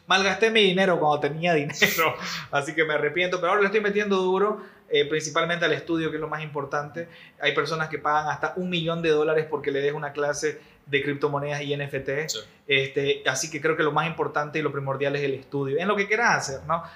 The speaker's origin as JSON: {"language": "Spanish", "country": "Bolivia", "said": "todos somos bolivianos"}